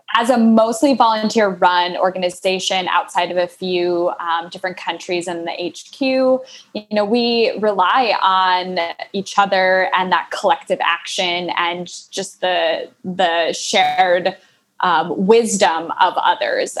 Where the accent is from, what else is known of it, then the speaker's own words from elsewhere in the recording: Midwest, United States; now in Minneapolis, United States; I'm from the Midwest. I'm in Minneapolis